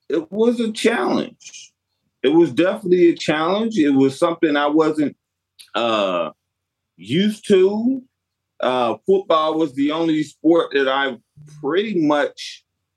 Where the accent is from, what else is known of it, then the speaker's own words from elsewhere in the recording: Stone Mountain, Georgia, United States; moved away; I grew up in the Stone Mountain area. I went to Stevenson High School in Georgia.